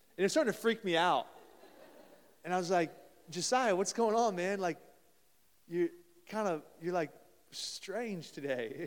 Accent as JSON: {"language": "English", "town": "Columbus", "region": "Ohio", "country": "United States", "tie": "born or raised there", "moved": "yes", "said": "They're playing in Columbus, actually, today right now, my hometown"}